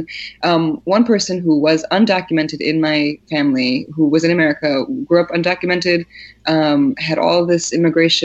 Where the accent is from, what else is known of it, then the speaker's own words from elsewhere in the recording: Poland; moved away; I was born in Poland, and most of my family is all there